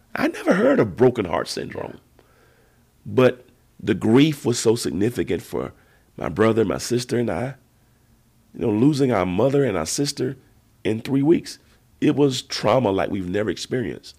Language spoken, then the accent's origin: English; Georgia, United States; we were boy preachers together growing up in Georgia